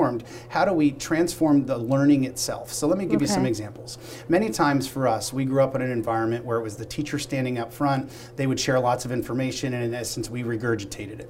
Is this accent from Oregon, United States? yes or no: no; Pennsylvania, United States; to be here in my home state of Pennsylvania